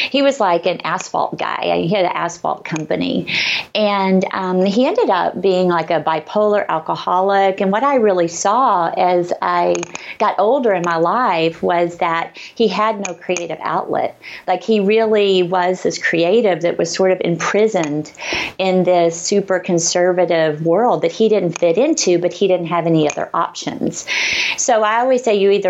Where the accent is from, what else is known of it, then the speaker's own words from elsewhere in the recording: Arkansas, United States; accent: Southern; moved away; I grew up in Arkansas in a little tiny town, super conservative